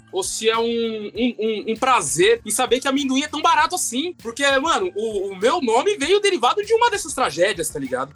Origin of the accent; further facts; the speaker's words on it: Osasco, São Paulo, Brazil; Sou de Osasco, mano. Sou de Osasco.